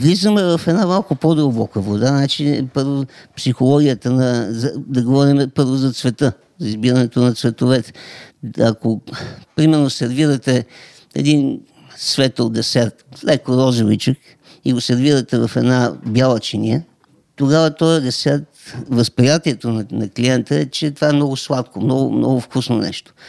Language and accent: Bulgarian; Montana Province, Bulgaria; аз съм от Монтана